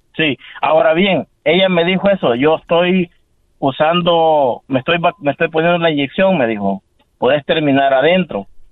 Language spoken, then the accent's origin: Spanish; El Salvador; moved away as an adult; Yo soy de Salvador